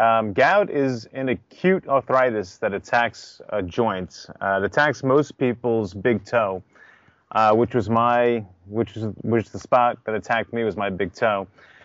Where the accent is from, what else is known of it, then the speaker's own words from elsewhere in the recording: Yonkers, New York, United States; I was born and raised in Yonkers, New York.